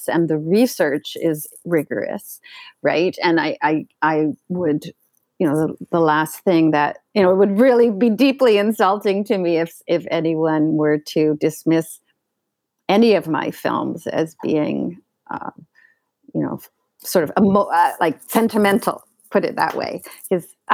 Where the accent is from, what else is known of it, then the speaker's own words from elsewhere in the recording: Canada; I grew up in Canada